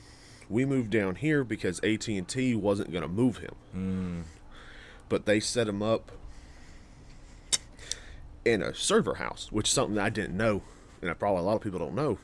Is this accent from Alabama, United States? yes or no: yes; Andalusia, Alabama, United States; I was born in Andalusia, Alabama